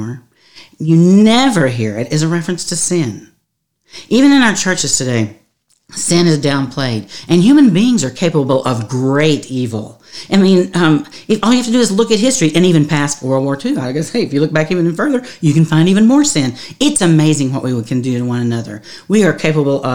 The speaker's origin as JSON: {"language": "English", "region": "the South", "country": "United States", "said": "I'm from the South"}